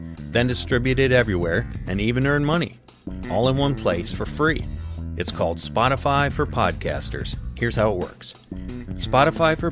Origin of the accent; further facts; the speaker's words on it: Wisconsin, United States; Luke and I grew up in Wisconsin